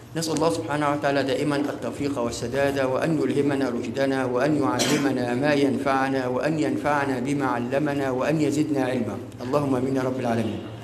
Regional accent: Egypt; ليس كمصريين فقط

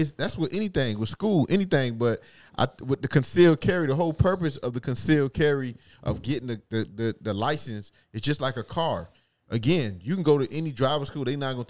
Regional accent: Opa-locka, Florida, United States; Like, say if I tell you I'm from Opa-locka, right?

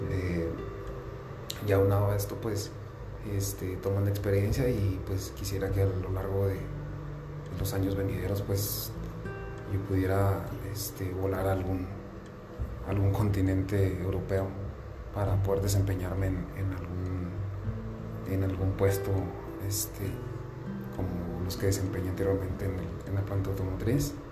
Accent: Chihuahua, Mexico; now in Cananea, Mexico; vengo de otro estado, vengo del estado de Chihuahua y pues ahorita estoy aquí en Sonora, en Cananea

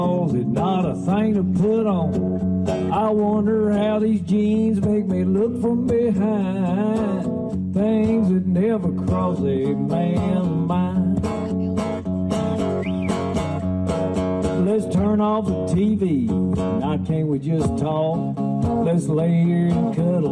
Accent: the South, United States; we're from the South

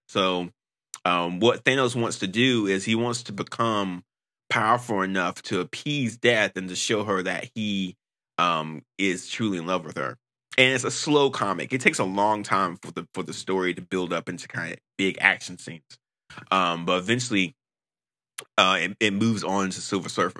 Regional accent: North Carolina, United States; I'm from North Carolina

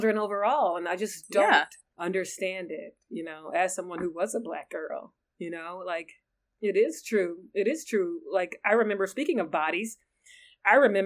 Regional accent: the South, United States; I grew up in the South where kids were like, you know, 11 years old, pregnant and stuff like

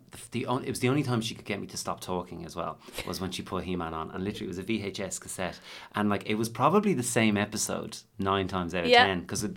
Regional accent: Dublin, Leinster, Ireland; we grew up in Dublin

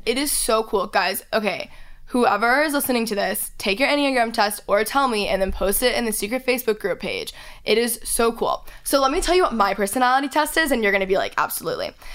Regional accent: Texas, United States; I'm from Texas

